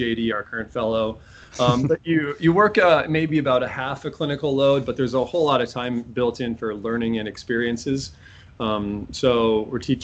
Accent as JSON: {"language": "English", "area": "Iowa, Minnesota", "region": "Midwest", "country": "United States", "tie": "born or raised there", "also_born_or_lived": "Omaha, Nebraska / Springfield, Massachusetts", "moved": "as an adult", "lives_now": "New Hampshire, United States", "said": "I'm a Midwest transplant overall. I grew up in Iowa, Minnesota. I was born on the north shores of Minnesota"}